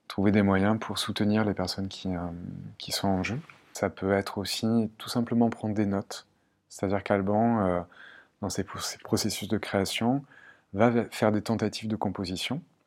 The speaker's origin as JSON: {"language": "French", "town": "Marseille", "region": "Provence-Alpes-Côte d'Azur", "country": "France", "tie": "born or raised there", "moved": "yes", "lives_now": "Caen, France", "said": "je viens du sud de la France. Euh, j'ai grandi entre euh, Marseille et Aix-en-Provence"}